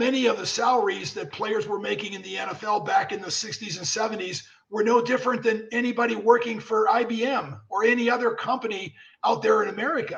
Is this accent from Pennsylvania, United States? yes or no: yes; Pennsylvania, United States; moved away; I was from Pennsylvania and I was a quarterback in high school